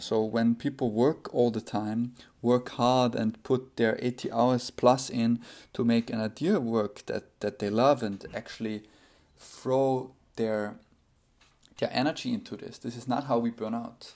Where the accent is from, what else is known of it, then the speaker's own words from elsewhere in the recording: Austria; now in United States; my home country, Austria